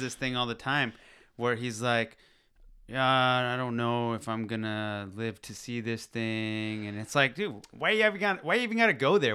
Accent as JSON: {"language": "English", "country": "Pakistan", "moved": "yes", "said": "I'm from Pakistan."}